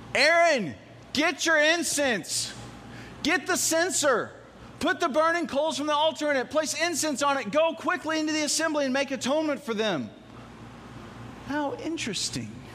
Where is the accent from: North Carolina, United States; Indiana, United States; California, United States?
Indiana, United States; Evansville; I'm from Evansville